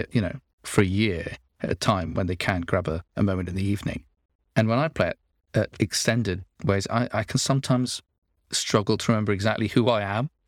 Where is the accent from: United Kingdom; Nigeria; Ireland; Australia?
United Kingdom; Nottingham, East Midlands; I come from Nottingham, and one of my, our local hero there is Robin Hood